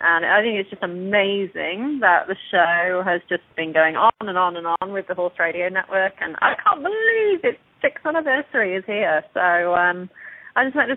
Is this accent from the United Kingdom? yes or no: yes; England, United Kingdom; accent: English; moved away